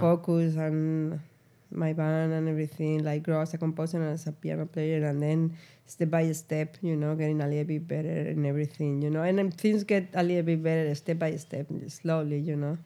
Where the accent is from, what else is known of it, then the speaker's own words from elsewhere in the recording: Spain; moved away as an adult; now in New York, United States; I'm from Spain